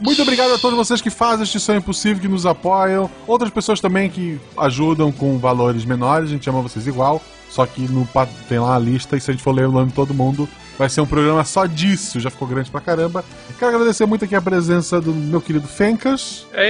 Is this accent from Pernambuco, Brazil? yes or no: no; Florianópolis, Santa Catarina, Brazil; Florianópolis não é Desterro, eu sou de Desterro